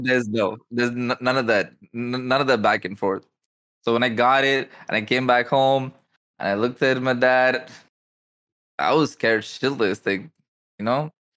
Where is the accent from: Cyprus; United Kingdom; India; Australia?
India; I'm from India